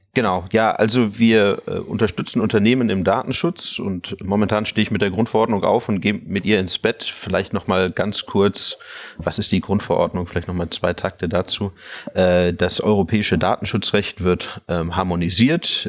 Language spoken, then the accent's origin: German; Munich, Bavaria, Germany; im Umfeld, wo ich aufgewachsen bin, in München